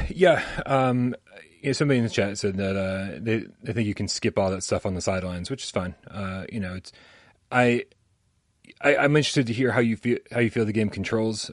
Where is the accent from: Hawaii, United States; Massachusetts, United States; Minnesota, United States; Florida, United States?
Massachusetts, United States; Boston; I'm from Boston